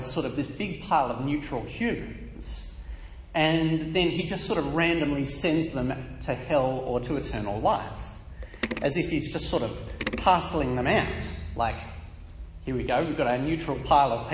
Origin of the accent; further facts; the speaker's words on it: Australia; I was born in Australia not because I wanted to be born here